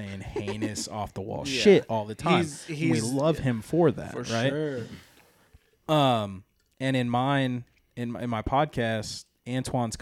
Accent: California, United States; moved away as an adult; now in Fort Worth, United States; I'm Californian

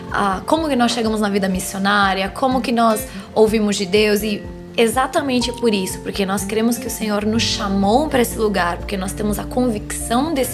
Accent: Spain; moved away as an adult; now in Brazil; Eu cresci na Espanha, eu morei lá 15 anos da minha vida, eu fiquei dos 6 aos 24.

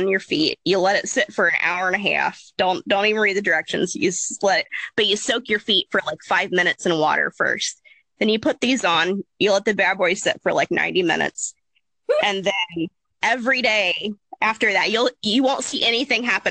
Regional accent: Appalachia, United States; I grew up in Appalachia

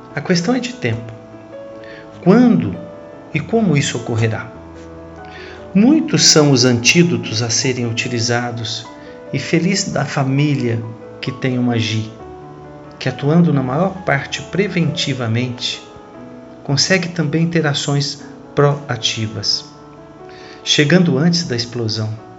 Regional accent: Cajuru, São Paulo, Brazil; falo a vocês da cidade de Cajuru, interior de São Paulo, minha cidade natal

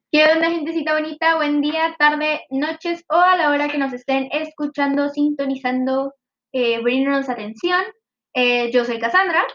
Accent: Monterrey, Nuevo León, Mexico; nosotros somos de Monterrey, Nuevo León, México.

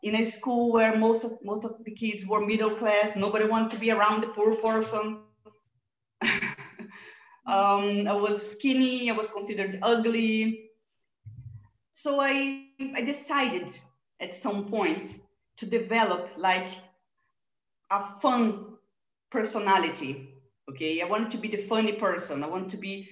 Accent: Brazil; moved away; I was born in Brazil

